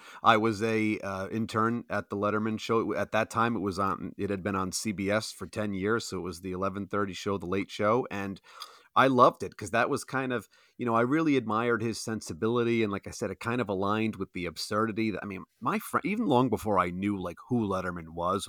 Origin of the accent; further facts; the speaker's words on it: Providence, Rhode Island, United States; I'm just from Providence